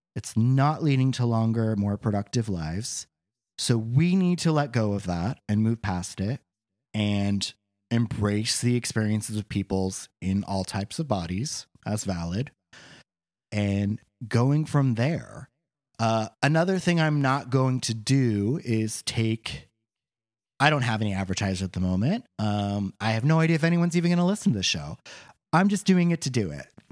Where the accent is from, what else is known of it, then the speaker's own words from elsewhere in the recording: Boring, Oregon, United States; also born or lived in Portland, Oregon; I grew up on a farm outside of Portland in the town of Boring, Oregon, which is a real place